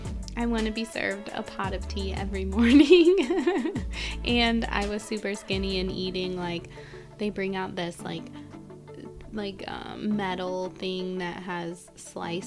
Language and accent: English; United States; accent: nasal; if you can't tell from my beautiful nasal accent, I am American